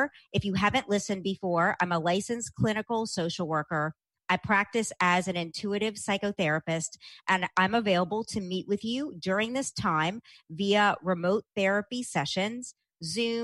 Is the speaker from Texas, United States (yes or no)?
no; New Orleans, Louisiana, United States; I grew up in New Orleans, Louisiana, where I still live part-time